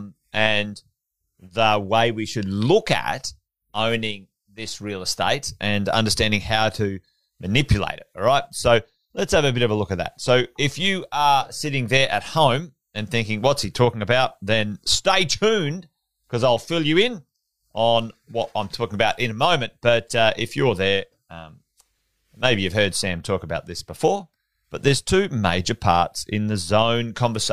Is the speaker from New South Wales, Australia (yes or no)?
no; Charters Towers, Queensland, Australia; moved away; I grew up in Charters Towers, just around the corner